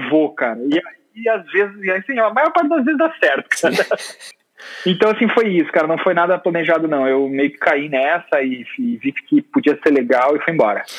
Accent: Capinzal, Santa Catarina, Brazil; moved away; also born or lived in Curitiba; eu sou catarinense, na cidadezinha muito pequena chamada Capinzal, e eu fui para Curitiba estudar design

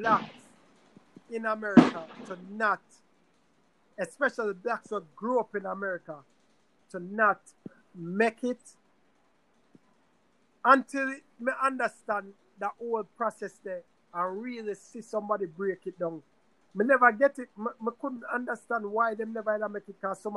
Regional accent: Jamaica; now in United States

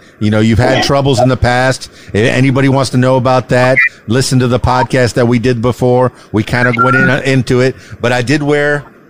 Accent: Florida Keys, United States; now in Arkansas, United States; I'm from the Florida Keys. … Even though I'm here in Arkansas … will follow me

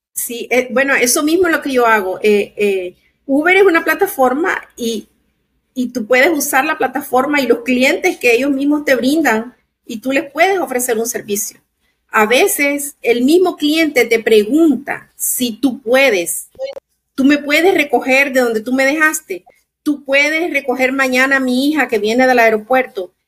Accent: Nicaragua; also born or lived in Maryland / Chicago; now in Florida, United States; soy de Nicaragua, tengo casi 35 años viviendo en Estados Unidos

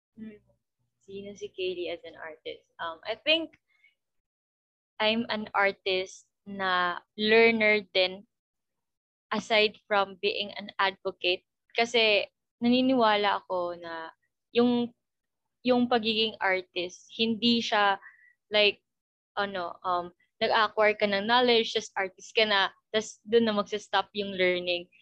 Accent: Dipolog, Zamboanga del Norte, Philippines; dito sa amin sa Dipolog

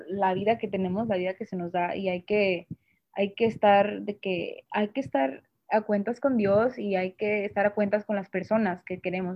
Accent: Monterrey, Nuevo León, Mexico; soy de Monterrey

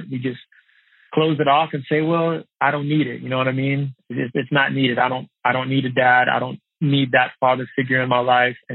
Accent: outside of Dallas, Texas, United States; I was raised outside of Dallas, Texas.

